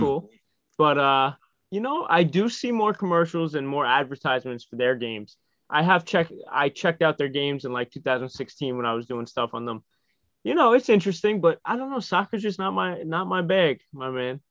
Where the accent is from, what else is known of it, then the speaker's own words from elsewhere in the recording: New York, United States; as a New Yorker